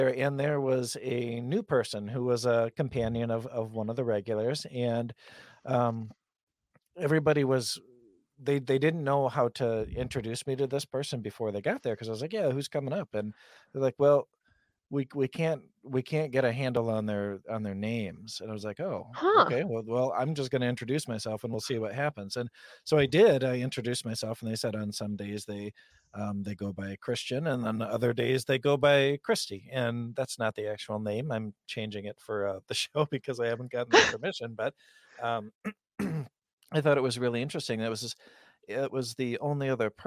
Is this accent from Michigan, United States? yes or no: yes; west coast of Michigan, United States; accent: flat Midwest accent; our accent here, and because I'm on the west coast of Michigan, is pretty similar to Chicago.